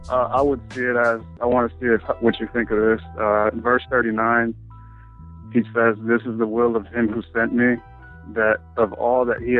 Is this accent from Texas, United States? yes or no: yes; Houston, Texas, United States; I'm here from Houston, Texas.